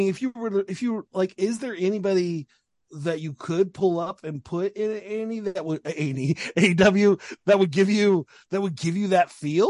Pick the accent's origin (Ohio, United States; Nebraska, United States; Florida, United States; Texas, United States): Texas, United States; San Antonio; I'm from San Antonio